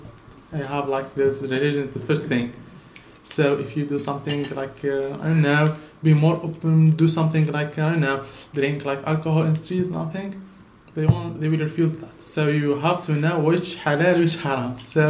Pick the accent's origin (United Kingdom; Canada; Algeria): Algeria; English is a second language; I'm from Algeria